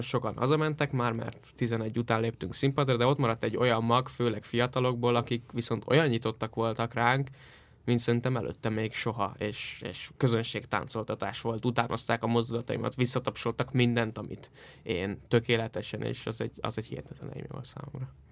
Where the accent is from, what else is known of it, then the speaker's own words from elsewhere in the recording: Iszkaszentgyörgy, Fejér, Hungary; az Iszka Szentgyörgyön történt, az én szülőfalumban.